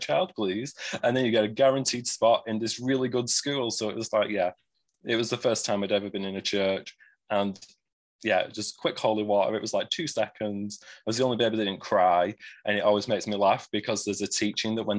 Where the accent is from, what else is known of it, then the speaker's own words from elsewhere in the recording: Greater Manchester, North West England, United Kingdom; I do have an accent. I'm from Greater Manchester, which is in the northwest of England